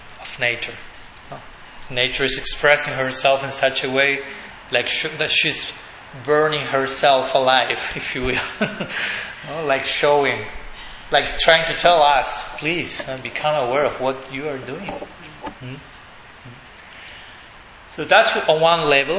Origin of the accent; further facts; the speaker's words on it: Argentina; English is a second language; in Buenos Aires, we are from Argentina.